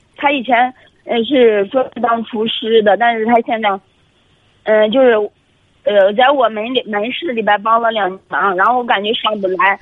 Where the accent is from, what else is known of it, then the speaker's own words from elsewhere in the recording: Shijiazhuang, Hebei, China; 我是河北省石家庄这边的